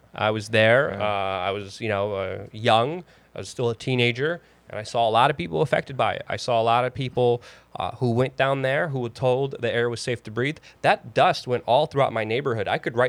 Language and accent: English; New York City, New York, United States; growing up in New York City